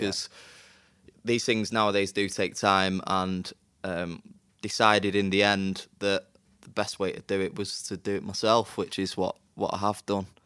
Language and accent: English; Manchester, North West England, United Kingdom; I'm from Manchester